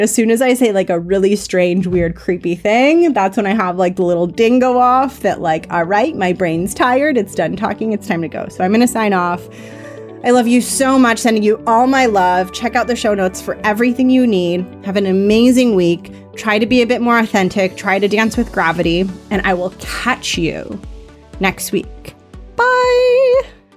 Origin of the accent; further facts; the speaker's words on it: Los Angeles, California, United States; accent: Valley Girl; I grew up in sunny Los Angeles, and sometimes I talk like a valley girl